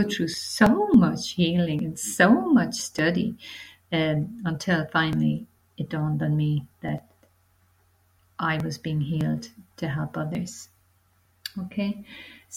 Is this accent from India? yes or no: no; Ireland; moved away as an adult; also born or lived in London, United Kingdom; now in Portugal; I'm from Ireland. I'm currently living in Portugal.